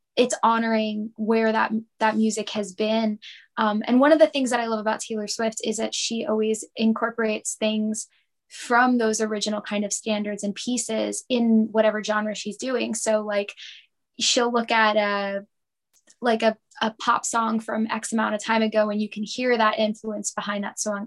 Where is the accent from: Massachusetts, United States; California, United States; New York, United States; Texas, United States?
New York, United States; Lindenhurst; I was born and raised in Lindenhurst, um, which is a small village in Suffolk County.